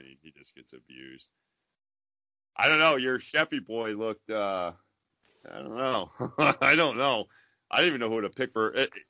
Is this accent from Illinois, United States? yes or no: no; New York, United States; I grew up in New York, dude.